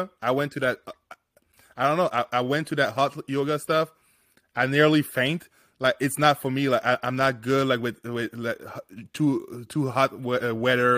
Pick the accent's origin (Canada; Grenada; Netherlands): Canada; we're Canadian over here, me and Nikki